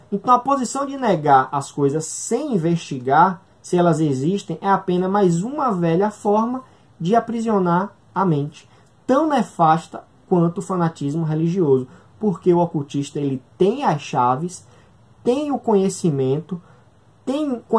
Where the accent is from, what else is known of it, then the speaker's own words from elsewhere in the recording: Northeast Region, Brazil; A gente aqui do Nordeste, o Ian é do Nordeste, eu também sou nordestino